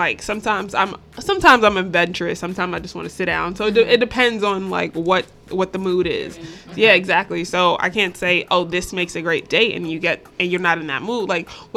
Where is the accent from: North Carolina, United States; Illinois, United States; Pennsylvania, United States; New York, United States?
New York, United States; I grew up in New York